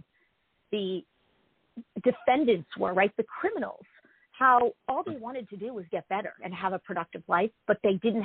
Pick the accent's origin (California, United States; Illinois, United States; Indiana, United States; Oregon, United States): California, United States; Los Angeles; I grew up in Pacific Palisades